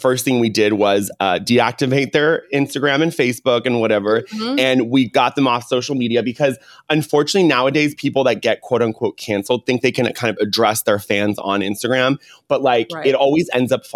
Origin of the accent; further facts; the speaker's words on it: California, United States; I grew up in California